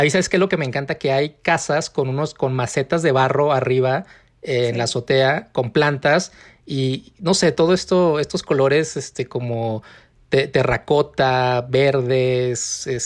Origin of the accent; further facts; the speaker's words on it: San Miguel de Allende, Guanajuato, Mexico; yo soy Miguel de Allende o sea, sí he ido porque pues en algún punto fui por primera vez y visité todo